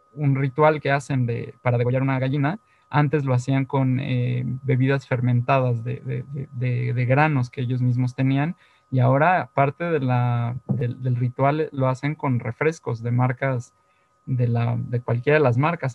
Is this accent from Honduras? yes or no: no; Mexico; como mexicanos del siglo XX y XXI